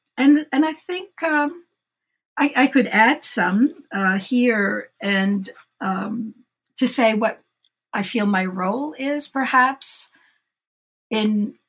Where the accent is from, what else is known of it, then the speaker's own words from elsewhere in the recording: Egypt; moved away; I was born in Egypt, as were my parents and grandparents.